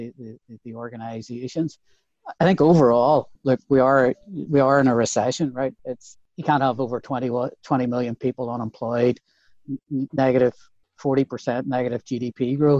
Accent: Belfast, Northern Ireland, United Kingdom; moved away as an adult; also born or lived in Dublin; now in United States; part of what was built into our DNA growing up in Belfast in the 70s

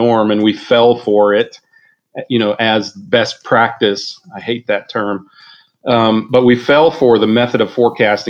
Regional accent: the Midwest of the United States, United States; also born or lived in Wichita, Kansas; I come from the Midwest of the United States

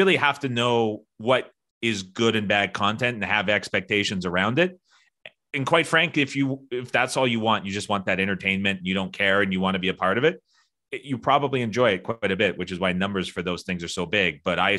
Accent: Canada; I'm Canadian, I go to the States a lot.

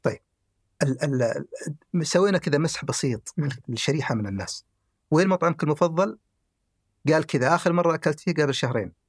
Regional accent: the South, southern Saudi Arabia, Saudi Arabia; also born or lived in Khamis Mushait

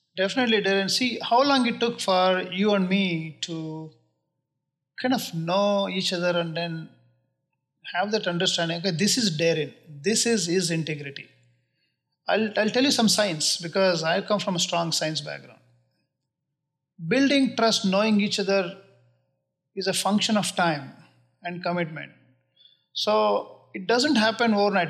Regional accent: Bangalore, Karnataka, India; moved away as an adult; also born or lived in Chicago; now in United States; born and brought up in Bangalore. I went to school there.

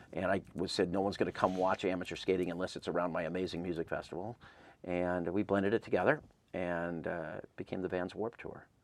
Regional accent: Claremont, California, United States; I grew up in Claremont

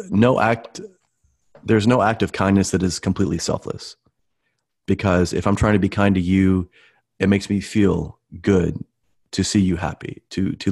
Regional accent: Midwest, United States; I'm from the Midwest, you know, Coca-Colas and all that kind of stuff.

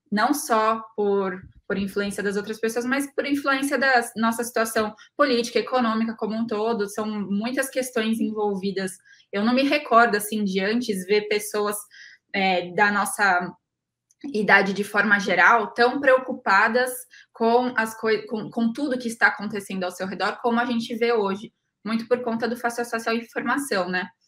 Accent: São Paulo, Brazil; Eu me recordo plenamente de que lá atrás eu sou de São Paulo capital e quando eu decidi fazer agronomia

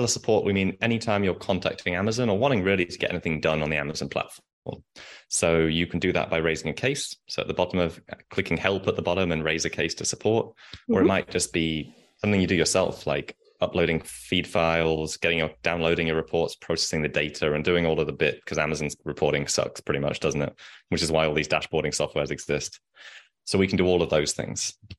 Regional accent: England, United Kingdom; accent: English; my English accent.

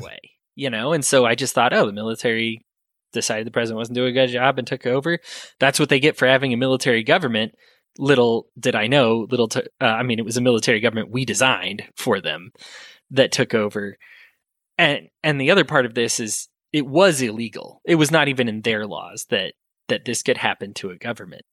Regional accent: United States; As American people

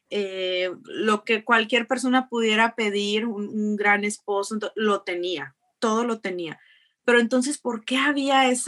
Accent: Jicotencal, Tamaulipas, Mexico; Eh, ya soy de Jicotenca, Tamaulipas, de un pueblito muy chiquito que está allá en, el sur de Tamaulipas.

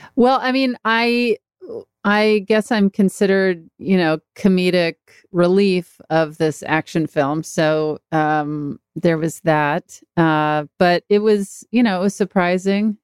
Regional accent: Mississippi, United States; moved away; also born or lived in Texas / Los Angeles; my hometown that's an hour away in Mississippi

